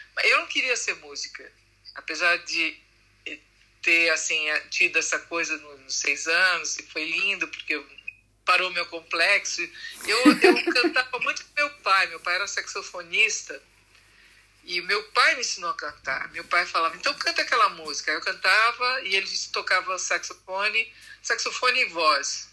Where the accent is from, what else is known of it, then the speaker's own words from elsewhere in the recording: São Paulo, Brazil; moved away as an adult; now in Italy; Eu nasci em São Paulo